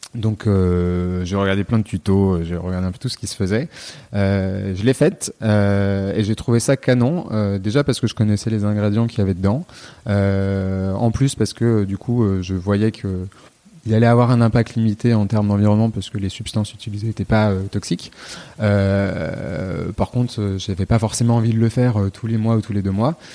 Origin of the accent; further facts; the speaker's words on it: Lyon, Auvergne-Rhône-Alpes, France; also born or lived in Nantes; je suis originaire de Lyon